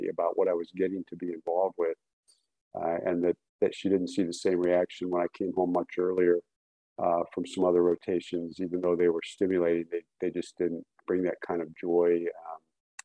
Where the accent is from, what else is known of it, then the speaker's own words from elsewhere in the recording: Cleveland, Ohio, United States; I grew up, most of my childhood was actually near Cleveland